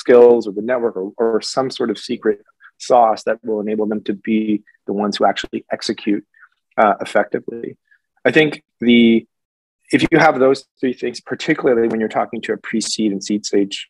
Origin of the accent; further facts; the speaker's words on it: Canada; as a Canadian